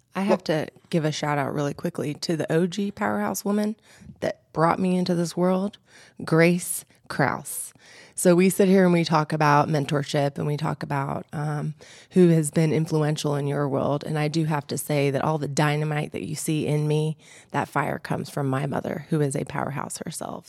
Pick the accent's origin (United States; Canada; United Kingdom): United States; Brooks, Georgia; also born or lived in Albuquerque, New Mexico / Peachtree City, Georgia; now in Atlanta, United States; I had a beautiful childhood growing up in Brooks, Georgia